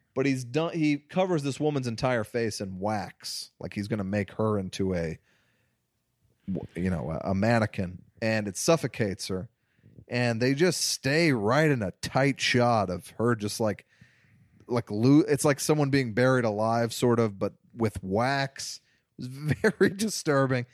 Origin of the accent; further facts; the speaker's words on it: Missouri, United States; When I was growing up in Missouri